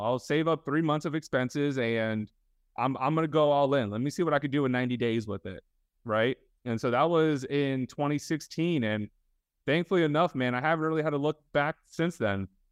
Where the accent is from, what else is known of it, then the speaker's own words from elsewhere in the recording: Fort Lauderdale, Florida, United States; I grew up in Fort Lauderdale, uh, for a majority of my life